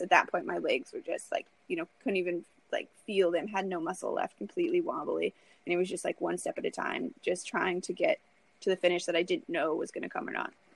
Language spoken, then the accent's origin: English; Lincoln, Nebraska, United States; I really want to run my hometown marathon. I've ran the Lincoln Half Marathon every year since I've graduated college.